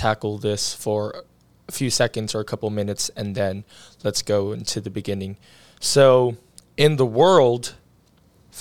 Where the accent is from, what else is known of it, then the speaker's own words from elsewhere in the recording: Philippines; moved away; also born or lived in Pittsburgh, Pennsylvania, United States; I grew up in the Philippines, but I wasn't born in the Philippines.